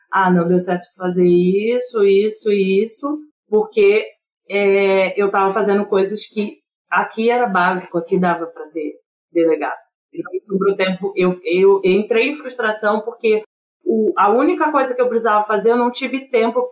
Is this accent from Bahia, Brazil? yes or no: no; Rio de Janeiro, Brazil; moved away; also born or lived in Rio Grande; eu sou do Rio de Janeiro, né, de Campo Grande, eu fui criada em Campo Grande